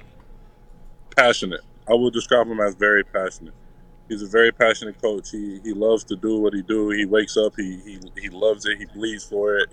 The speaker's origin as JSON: {"language": "English", "town": "Detroit", "region": "Michigan", "country": "United States", "said": "I'm from Detroit, so like I wanted to be back home, and I wanted to put on the show for my family back home."}